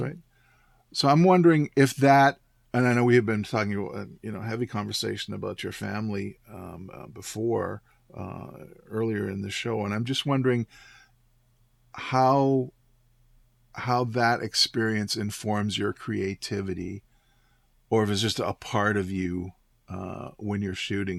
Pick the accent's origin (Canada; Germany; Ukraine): Canada; Canadian Prairies; moved away; I went back to my hometown and um, visited um, a homestead that I lived